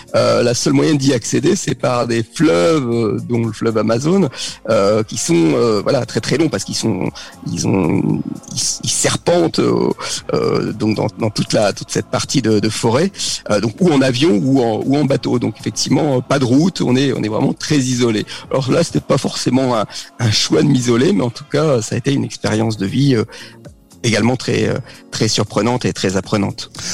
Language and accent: French; Paris region, Île-de-France, France; moved away as an adult; also born or lived in Normandy / Tours / French Polynesia; now in Bordeaux, France; je suis né en Normandie, j'ai vécu euh, toute ma jeunesse jusqu'au bac en région parisienne.